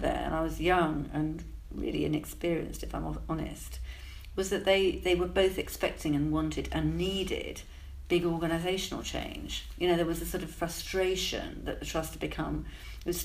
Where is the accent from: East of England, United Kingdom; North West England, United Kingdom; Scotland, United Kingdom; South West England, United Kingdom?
North West England, United Kingdom; Alston; now in Cambridge, United Kingdom; I was born in Alston, so I think I've got hills in my DNA